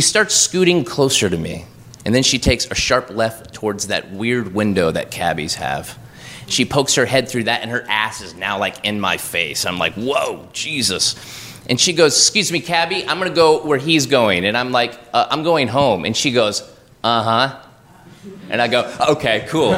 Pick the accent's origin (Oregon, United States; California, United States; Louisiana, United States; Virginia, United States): Oregon, United States; moved away as an adult; now in New York, United States; I'm from Oregon. We have this thing where I'm from where we, we pay it forward